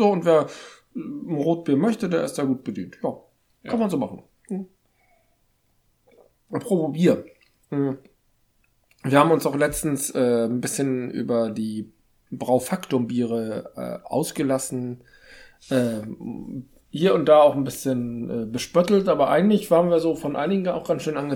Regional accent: Hamburg, Germany; Die Daniel Wischer Fassbrause, die kenne ich nicht. Könnte man kennen als Hamburger.

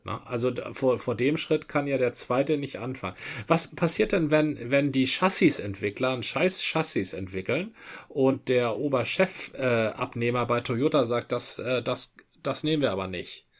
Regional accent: Dithmarschen, Schleswig-Holstein, Germany; moved away; ein Gruß aus meiner alten Heimat, ein Dittmarscher

